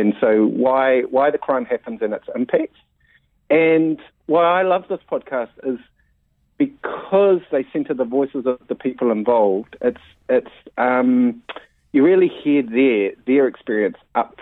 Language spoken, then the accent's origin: English; Mount Maunganui, Bay of Plenty, New Zealand; Growing up in the Mount